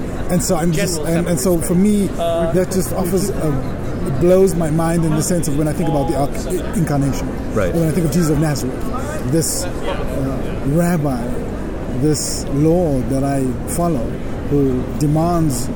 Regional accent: South Africa; now in United States; I grew up in South Africa

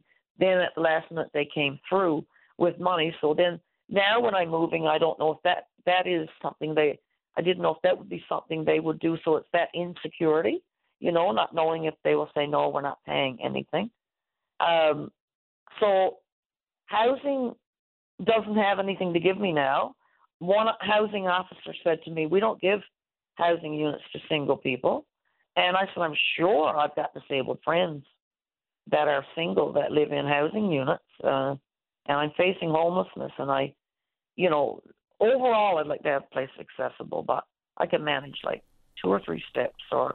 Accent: Twillingate, Newfoundland and Labrador, Canada; moved away as an adult; now in St. John's, Canada; I've been living in St. John since I was 18 from Twillingate.

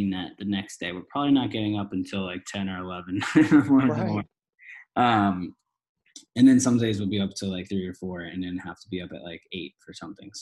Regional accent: East Coast, United States; now in Los Angeles, United States; we're all from the East Coast, so we'll constantly go back home for like weeks on end

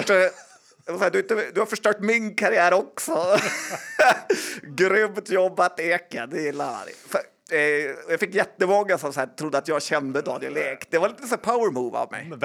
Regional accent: Sweden; Man är mest stolt över som svensk.

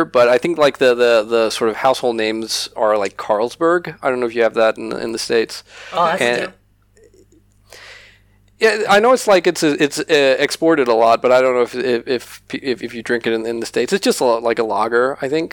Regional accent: Denmark; We're Danes from Denmark and we're Danish

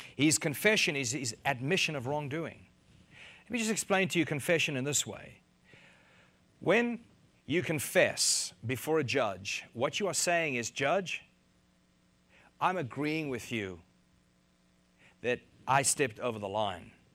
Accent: South Africa; moved away as an adult; now in United States; I'm from South Africa

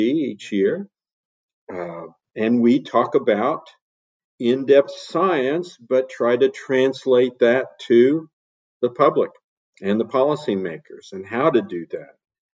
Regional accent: Kansas, United States; I'm a farm boy. I was born and raised in Kansas on the farm.

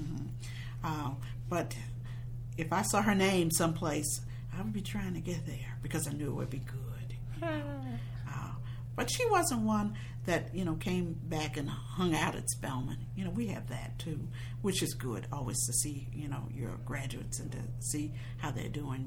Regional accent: Chicago, Illinois, United States; I was born and bred in Chicago, Illinois

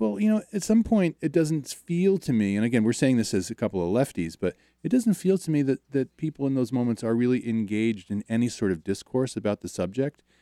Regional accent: outside of Baltimore, Maryland, United States; I grew up outside of Baltimore

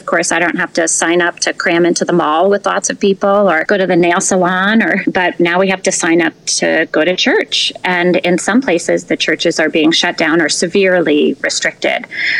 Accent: United States; it's a new experience for us as American Catholics

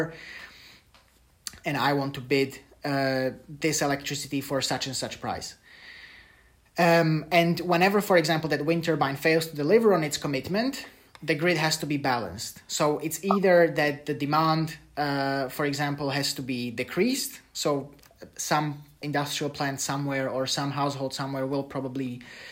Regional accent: Slovakia; I come from Slovakia

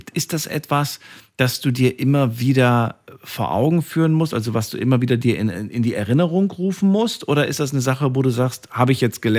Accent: Hesse, Germany; eigentlich äh, in Hessen groß geworden.

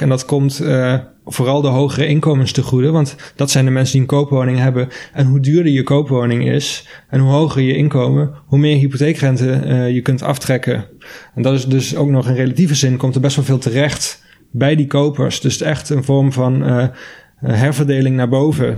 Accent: Maastricht, Limburg, Netherlands; ik kom zelf uit Maastricht

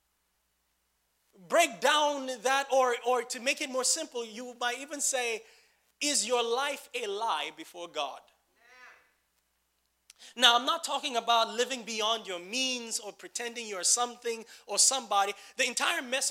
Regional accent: Nigeria; as a Nigerian

